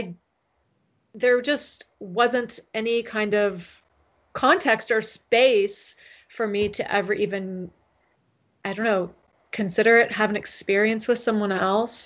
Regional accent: San Diego, California, United States; moved away; also born or lived in Seattle; in a covenant church in my neighborhood growing up in San Diego

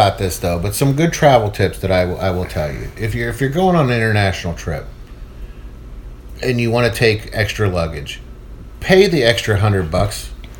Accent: United States; as Americans we're taught American history

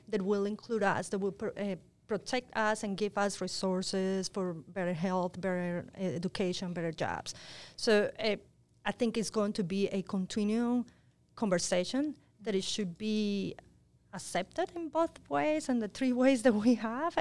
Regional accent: Colombia; I was born in Colombia

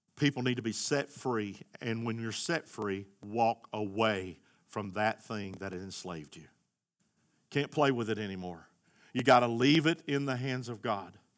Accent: United States

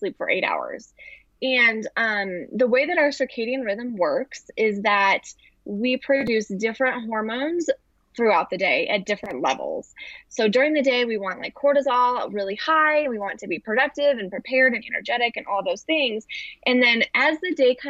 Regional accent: Western Nebraska, United States; moved away as an adult; also born or lived in Arizona; I grew up in Western Nebraska

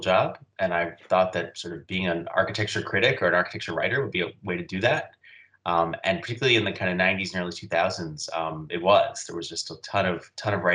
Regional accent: New York City, New York, United States; also born or lived in Massachusetts; I grew up in New York City, left for about 10 years, but I've been back here now for about 15 years

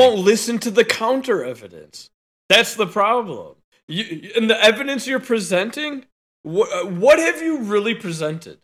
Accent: Arlington Heights, Illinois, United States; I'm from Arlington Heights.

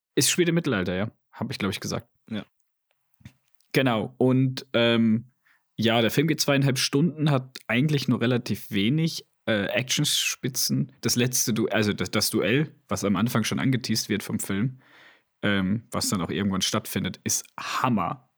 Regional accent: Switzerland; bei uns in der Schweiz

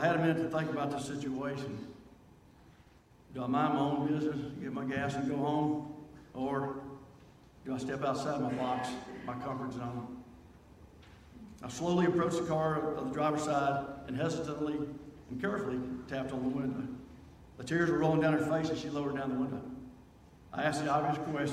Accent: Nashville, Tennessee, United States; I grew up in South Nashville in the Pre-Hall area

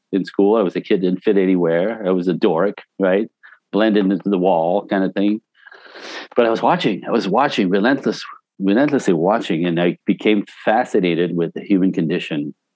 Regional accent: Canada; also born or lived in Vancouver / Los Angeles; I'm Canadian originally. I got all my training in Vancouver, where I moved to when I was 19, and made my way to Los Angeles

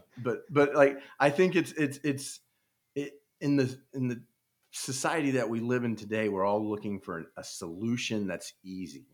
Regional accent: Overland Park, Kansas, United States; also born or lived in Buena Vista, Colorado; I grew up in Overland Park, Kansas. It's a suburb of Kansas City

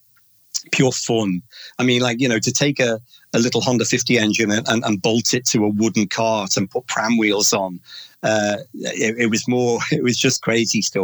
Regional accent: Omeath, County Louth, Ireland; moved away; a beautiful little village called O'Meath is where I was half brought up.

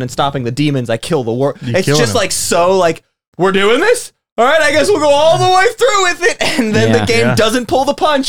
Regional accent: United States; we're Americans

